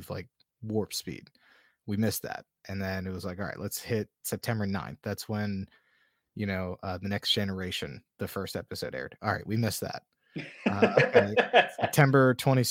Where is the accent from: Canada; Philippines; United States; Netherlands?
United States; Atlantic City, New Jersey; I grew up like right outside Atlantic City